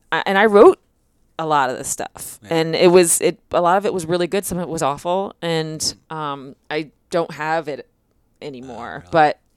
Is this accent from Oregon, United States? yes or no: no; Philadelphia, Pennsylvania, United States; now in Los Angeles, United States; I'm from Philly. I'm in LA now working, watching them like edit her stuff.